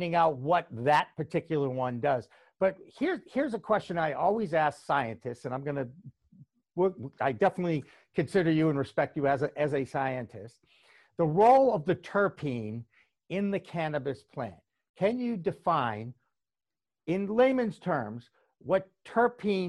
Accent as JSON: {"language": "English", "town": "Boston", "region": "Massachusetts", "country": "United States", "tie": "born or raised there", "said": "my home state, my native state of Massachusetts"}